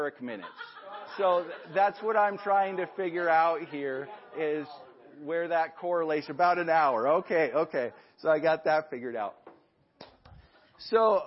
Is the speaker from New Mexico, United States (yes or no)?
no; Libby, Montana, United States; I grew up in Libby, Montana. We moved out there in 1990.